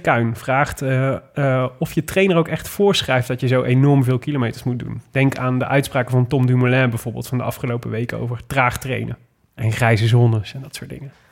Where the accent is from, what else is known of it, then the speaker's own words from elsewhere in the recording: Amsterdam, North Holland, Netherlands; Ik kom uit Amsterdam